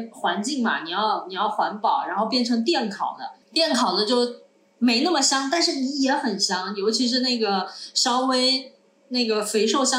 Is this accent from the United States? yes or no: no; South China, China; 我是在南方长大的北方人，我现在已经是南方人了，我的习惯是 A A。